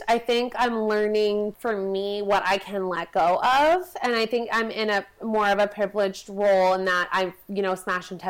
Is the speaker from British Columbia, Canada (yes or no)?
yes; Vancouver, British Columbia, Canada; I come from Vancouver.